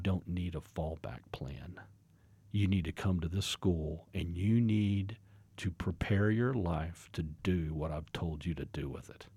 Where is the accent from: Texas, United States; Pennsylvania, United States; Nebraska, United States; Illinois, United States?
Texas, United States; Fort Worth; moved away as an adult; now in Oklahoma, United States; I was born and raised in a suburb of Fort Worth, Texas